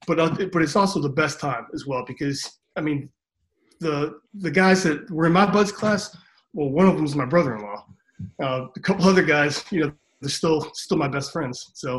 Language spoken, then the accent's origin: English; Cleveland, Ohio, United States; Cleveland, Ohio.